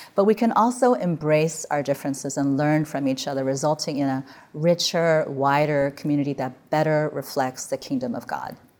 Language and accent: English; Midwest, United States; now in California, United States; I grew up in the Midwest where the sun went down in October